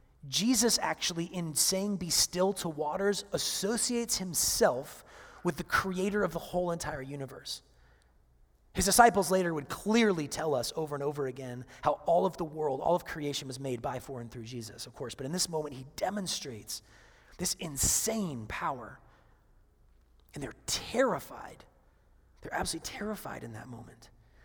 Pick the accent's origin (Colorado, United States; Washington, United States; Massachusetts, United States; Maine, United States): Washington, United States; Seattle; moved away; I come from Seattle